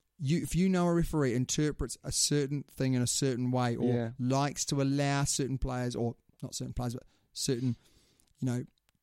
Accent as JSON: {"language": "English", "country": "New Zealand", "said": "being a New Zealander"}